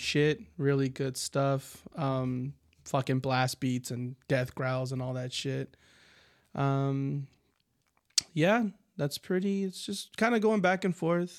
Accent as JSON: {"language": "English", "country": "United States", "said": "we're American"}